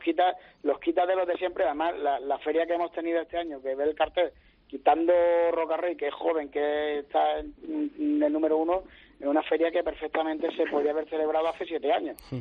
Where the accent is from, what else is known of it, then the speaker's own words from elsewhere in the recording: Jaén, Andalusia, Spain; yo soy de Jaén y tengo que hablar como se habla aquí